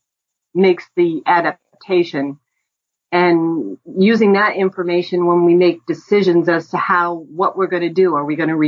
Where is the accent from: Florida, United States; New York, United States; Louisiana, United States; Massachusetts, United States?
Massachusetts, United States; Ipswich; I grew up in Ipswich